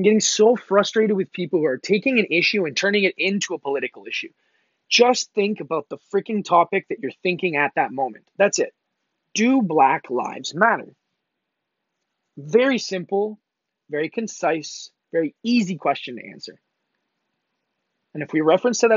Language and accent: English; Mississauga, Ontario, Canada; I'm originally from and born and raised in Canada. I'm from Mississauga, just outside of Toronto, Canada